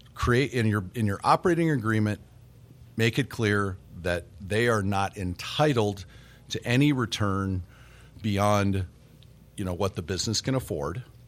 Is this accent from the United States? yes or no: yes; Nebraska, United States; also born or lived in Colorado; now in Wisconsin, United States; I grew up in Nebraska